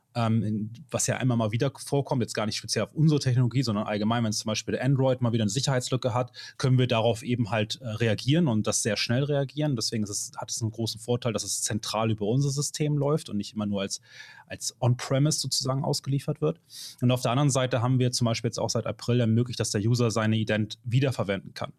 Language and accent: German; Hamburg, Germany; ich komme aus Hamburg